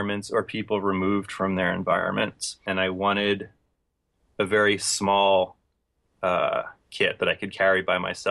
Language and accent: English; Philadelphia, Pennsylvania, United States; Philadelphia, which was my hometown